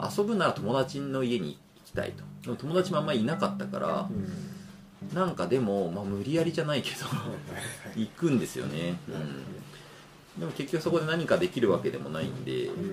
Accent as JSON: {"language": "Japanese", "town": "Nisshin", "region": "Aichi", "country": "Japan", "tie": "born or raised there", "said": "僕は愛知県のしがないちっちゃい日清市っていうところで生まれ育ってる"}